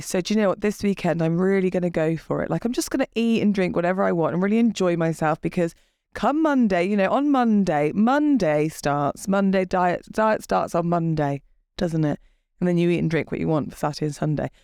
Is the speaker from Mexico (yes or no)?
no; England, United Kingdom; we're English.